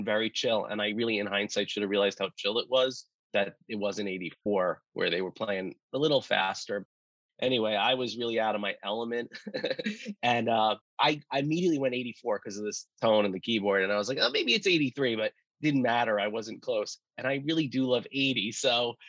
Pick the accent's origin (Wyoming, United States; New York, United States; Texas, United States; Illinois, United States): New York, United States; New York City; I was into hip hop growing up in Brooklyn in the 90s